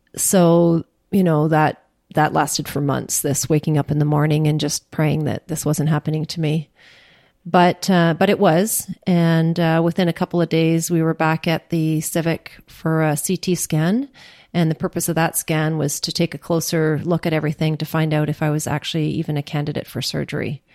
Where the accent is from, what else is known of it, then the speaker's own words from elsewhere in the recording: Churchill, Manitoba, Canada; now in Ottawa, Canada; 1962 when I was born in Churchill.